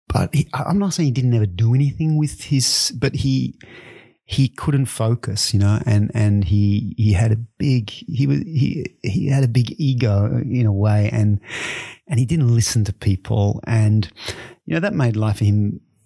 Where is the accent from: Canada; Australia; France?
Australia; moved away as an adult; also born or lived in Japan / London; now in Belgium; I grew up in Australia and, and really in a in a rural uh, farming area in Australia